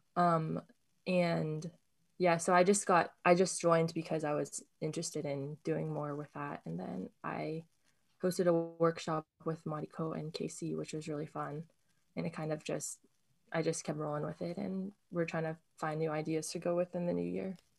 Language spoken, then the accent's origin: English; Sacramento, California, United States; also born or lived in Berkeley; this, like, Buddhist community was something I didn't realize was so close to me until I moved away from Sacramento